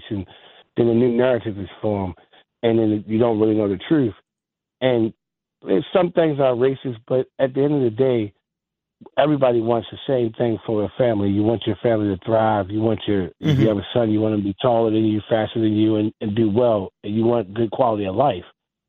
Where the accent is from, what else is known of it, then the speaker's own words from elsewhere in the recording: Baltimore, Maryland, United States; I'm from Baltimore